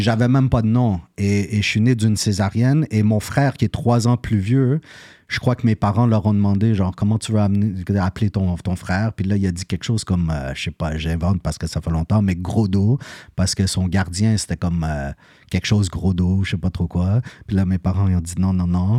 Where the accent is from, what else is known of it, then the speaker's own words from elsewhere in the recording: Montreal, Quebec, Canada; je suis né à Côte-des-Neiges